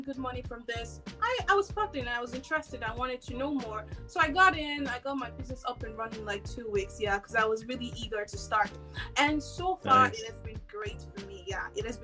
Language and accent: English; Nigeria; moved away as an adult; now in Montreal, Canada; I'm originally from Nigeria. I immigrated to Canada for over 4 years now.